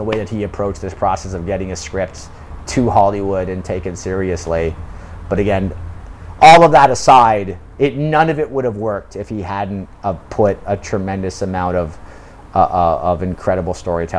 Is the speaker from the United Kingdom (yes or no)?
yes; United Kingdom; now in South Korea; You know, but I'm British and I'm living in South Korea